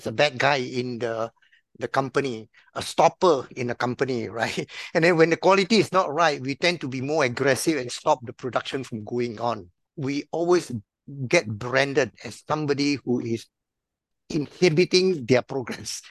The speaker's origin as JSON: {"language": "English", "region": "Penang", "country": "Malaysia", "moved": "as an adult", "lives_now": "Singapore", "said": "I was originally from Malaysia, Penang"}